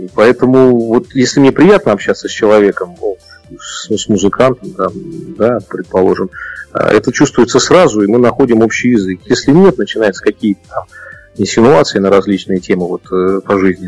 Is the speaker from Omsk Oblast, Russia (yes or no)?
no; Saint Petersburg, Russia; я еще в Ленинграде родился